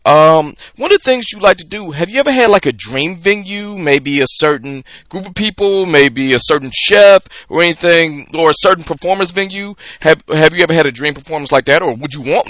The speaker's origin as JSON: {"language": "English", "town": "Detroit", "region": "Michigan", "country": "United States", "said": "I am from Detroit."}